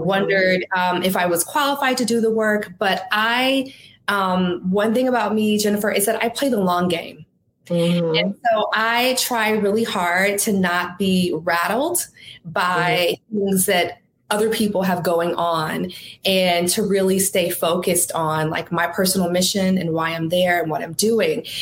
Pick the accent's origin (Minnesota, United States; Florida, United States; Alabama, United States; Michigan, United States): Michigan, United States; Detroit; moved away as an adult; also born or lived in Boston; I was from Detroit. I was working there at the Detroit News.